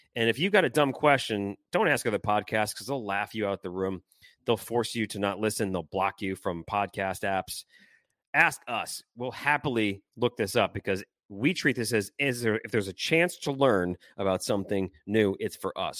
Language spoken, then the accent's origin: English; Detroit, Michigan, United States; now in New Orleans, United States; hockey memories for me growing up in Detroit